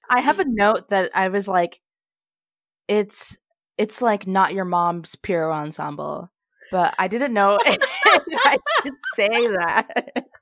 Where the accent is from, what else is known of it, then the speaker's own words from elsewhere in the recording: Junction City, Kansas, United States; my hometown of Junction City, Kansas